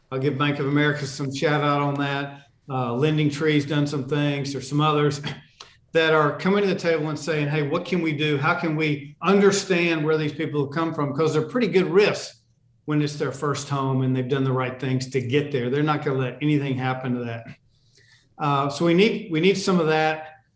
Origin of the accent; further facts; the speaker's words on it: Charlotte, North Carolina, United States; the kids I grew up with in Charlotte